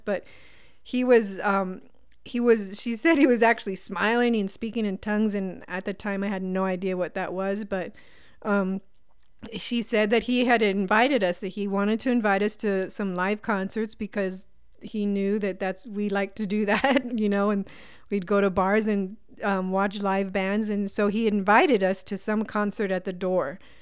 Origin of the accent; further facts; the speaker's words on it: El Paso, Texas, United States; also born or lived in California; I was, um, born in California, but I grew up pretty much in El Paso. I was here by the time I was about five years old